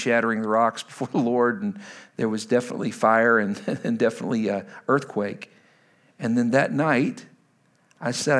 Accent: Lubbock, Texas, United States; now in Washington, D.C., United States; I'm from Lubbock, Texas originally

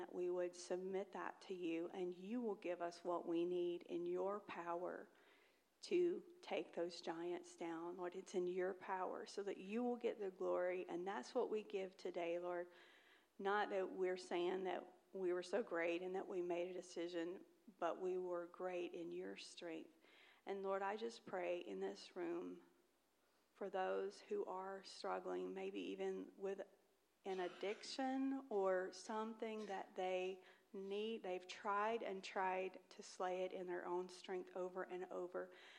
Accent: Mississippi, United States; accent: Southern; Just last week, I was in Mississippi getting my southern accent rejuvenated.

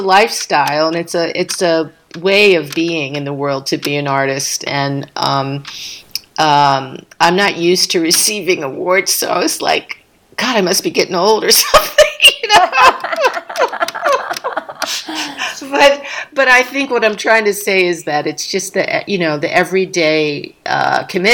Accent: Philadelphia, Pennsylvania, United States; my hometown in Philly

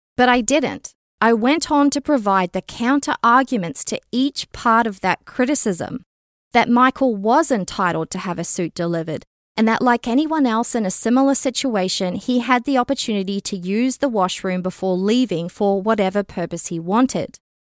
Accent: Canada; a Canadian citizen

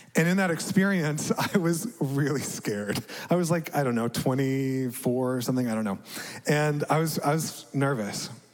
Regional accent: Dallas, Texas, United States; also born or lived in Amman, Jordan; Growing up in America as a middle class white guy in suburban Dallas

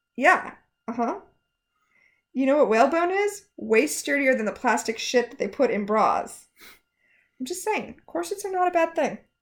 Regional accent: Portland, United States; I'm from Portland?

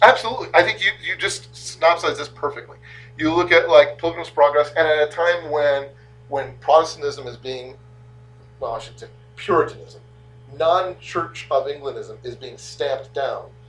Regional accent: United States; I'm from America

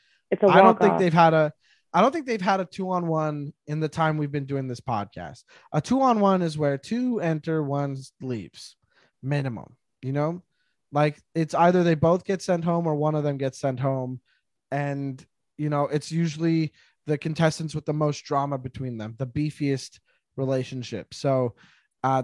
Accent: French Canada, Canada; I am from French Canada

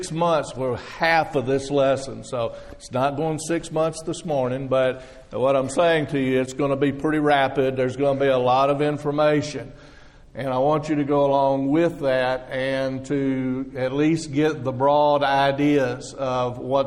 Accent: Texas, United States; now in Florida, United States; I'm not from Florida. I just live there. I'm from Texas.

